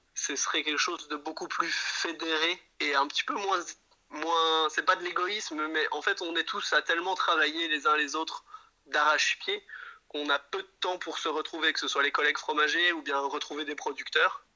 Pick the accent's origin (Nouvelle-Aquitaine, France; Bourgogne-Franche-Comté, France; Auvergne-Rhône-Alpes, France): Bourgogne-Franche-Comté, France; Jura; moved away as an adult; now in Brussels, Belgium; on vient effectivement du Jura, j'ai grandi dans la montagne avec des animaux